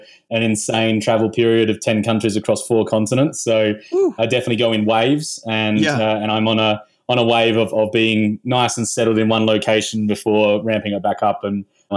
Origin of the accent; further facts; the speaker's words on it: Australia; I'm from Australia originally